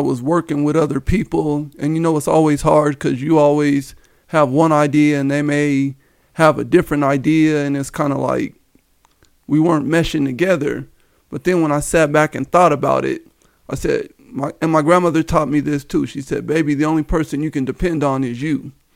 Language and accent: English; Denver, Colorado, United States; Born and raised in, uh, Denver, Colorado. I grew up in the Park Hill area